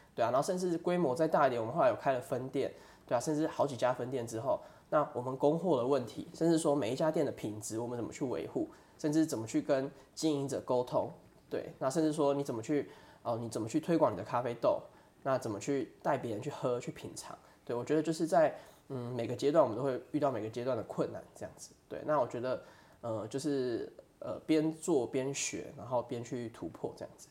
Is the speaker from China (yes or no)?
no; Toufen, Miaoli County, Taiwan; also born or lived in Tianmu, Taipei; 之前是在台北担任工程师的部分。嗯，对，其实我小时候是在台北天母出生的，然后哦。对，爸爸妈妈以前也是在台北工作，对啊，那现在就是我的家人叔叔啊、姑姑甚至阿婆还下面也是住在台北。那我之前是，呃，会回来，头份算是我们的老家哦，对，然后我大概是在小学的时候，就是在，在从小时候就回来头份这样子